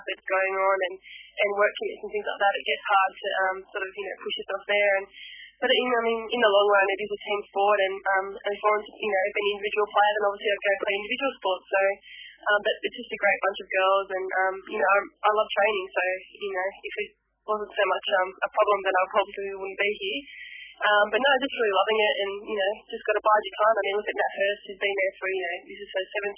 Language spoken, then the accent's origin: English; New South Wales, Australia; I was brought up in the New South Wales area there